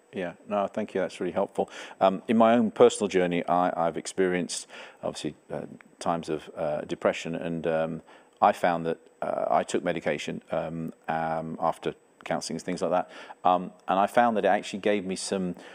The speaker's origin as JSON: {"language": "English", "region": "England", "country": "United Kingdom", "moved": "yes", "lives_now": "Canada", "said": "I have a different accent. I'm not from Canada originally. I'm an English person."}